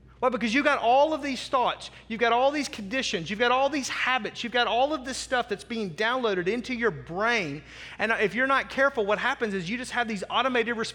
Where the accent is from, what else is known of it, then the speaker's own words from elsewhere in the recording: the South, United States; I'm a kid from the South.